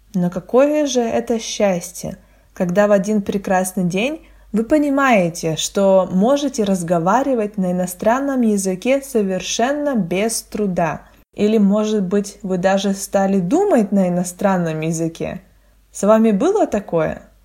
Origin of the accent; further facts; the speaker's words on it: Russia; first language Russian; я не родилась в России и не говорила бы на русском языке с рождения